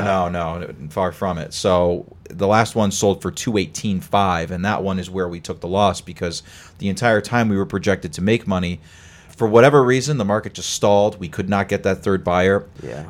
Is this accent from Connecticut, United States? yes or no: yes; Connecticut, United States; moved away as an adult; now in Boston, United States; I came from Connecticut originally